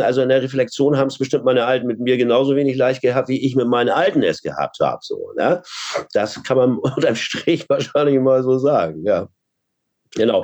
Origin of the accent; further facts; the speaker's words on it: Hamburg, Germany; Ich bin Hamburger